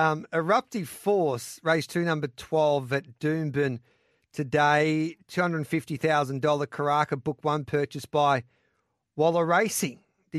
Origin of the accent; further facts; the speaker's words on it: Queensland, Australia; I'm a Queenslander.